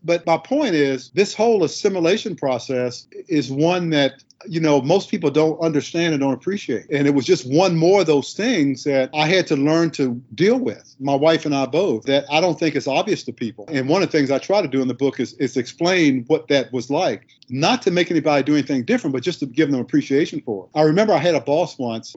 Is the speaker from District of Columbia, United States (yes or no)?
yes; Washington, District of Columbia, United States; moved away; I'm from Southeast DC